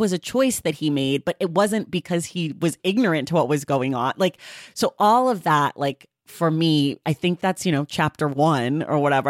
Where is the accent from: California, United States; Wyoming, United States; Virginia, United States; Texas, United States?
California, United States; I'm from California